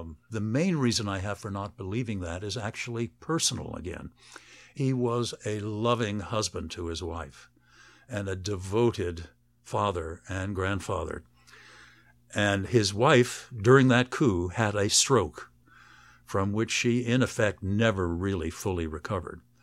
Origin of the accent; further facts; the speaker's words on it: United States; I'm an American professor writing a biography of Gorbachev.